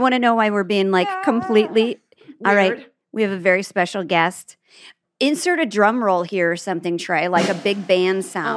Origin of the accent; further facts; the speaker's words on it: Nebraska, United States; moved away; Kristen and I didn't know each other in Nebraska.